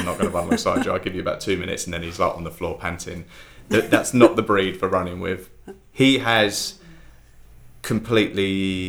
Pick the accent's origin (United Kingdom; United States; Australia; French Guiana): United Kingdom; Harold Wood, London; also born or lived in Billericay; I grew up in Harold Wood, and where we lived was a cul-de-sac, and our house backed onto woods